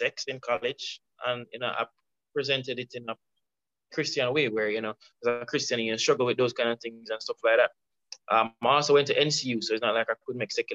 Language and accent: English; Kingston, Jamaica